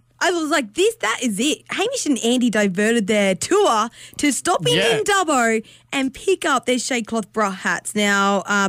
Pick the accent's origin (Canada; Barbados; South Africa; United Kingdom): South Africa; Brits, North West; I grew up in Brits, you know, small school